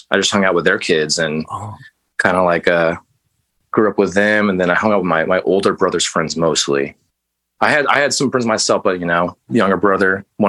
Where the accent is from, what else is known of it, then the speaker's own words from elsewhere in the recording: El Paso, Texas, United States; No, I'm originally from Texas. I was born in West Texas in a town called El Paso.